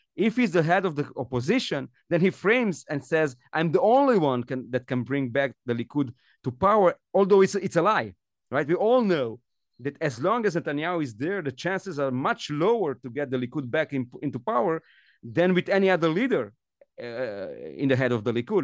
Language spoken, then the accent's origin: English; Romania; now in Israel; I come from Romania and I know what it means not to live in a democracy